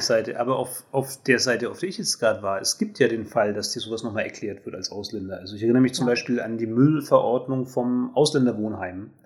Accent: Germany; ich bin Deutsche

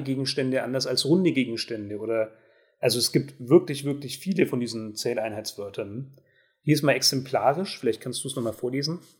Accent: Germany; als Deutsche

